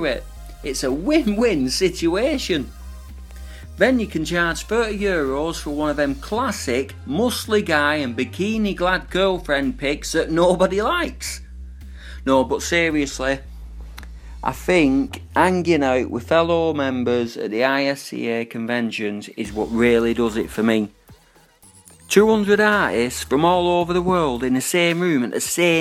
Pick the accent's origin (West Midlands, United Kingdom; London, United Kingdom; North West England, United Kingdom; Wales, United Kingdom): North West England, United Kingdom; Manchester; I am from Manchester in England